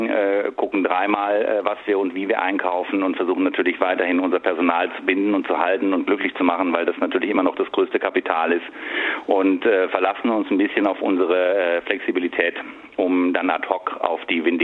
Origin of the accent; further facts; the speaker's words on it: Baden-Württemberg, Germany; habe ich in einem sehr schönen Restaurant gearbeitet, in Arbeiter im, ähm, im Hohenzollern und meiner Heimat.